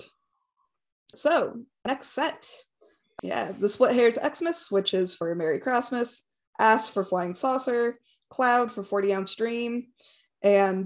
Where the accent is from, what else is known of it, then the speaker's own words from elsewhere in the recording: United States; I'm an American